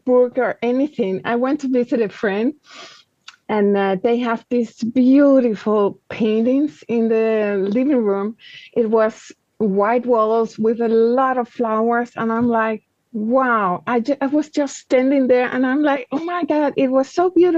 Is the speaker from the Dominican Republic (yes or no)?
yes; Dominican Republic; moved away as an adult; also born or lived in Paris, France; I grew up in the Dominican Republic in the Caribbean